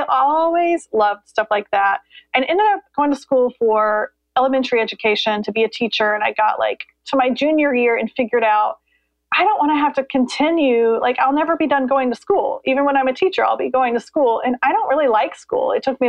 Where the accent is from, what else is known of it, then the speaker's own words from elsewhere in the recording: Columbus, Indiana, United States; now in North Carolina, United States; Well, I grew up in Columbus, Indiana, so the Midwest, and now we live in North Carolina.